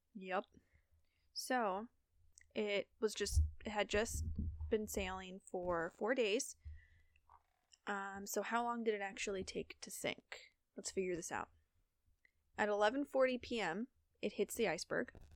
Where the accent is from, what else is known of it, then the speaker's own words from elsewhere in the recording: Ohio, United States; we're from Ohio